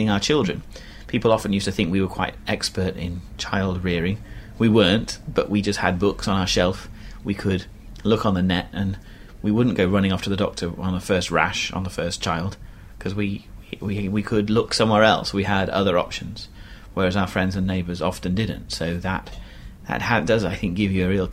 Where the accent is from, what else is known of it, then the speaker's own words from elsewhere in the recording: England, United Kingdom; moved away as an adult; now in Egypt; as an Englishman